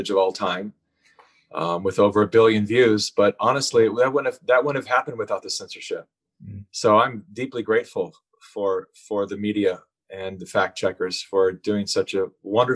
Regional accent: California, United States; having been born and raised in California

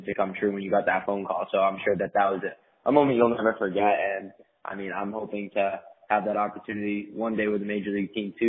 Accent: Plymouth, Massachusetts, United States; I grew up in Plymouth, Massachusetts

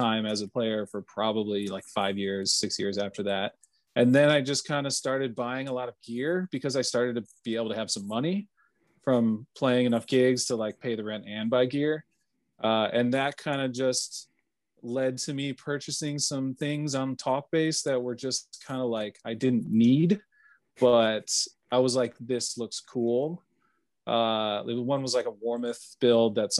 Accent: Arlington Heights, Illinois, United States; also born or lived in Elgin, Illinois; now in Chicago, United States; I was born in Elgin, Illinois. I was raised in Arlington Heights, so northwest suburbs of Chicago

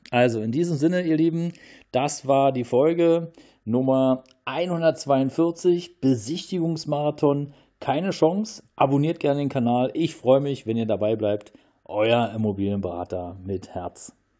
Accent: Berlin, Germany; in Großstädten wie Berlin, äh, hier meine, ähm, ja, meine Heimat

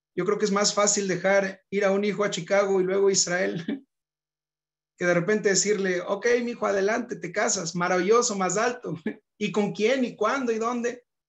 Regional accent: Monterrey, Nuevo León, Mexico; moved away as an adult; also born or lived in Johannesburg, South Africa; Nací en Monterrey, Nuevo León, el norte de México, en 1990

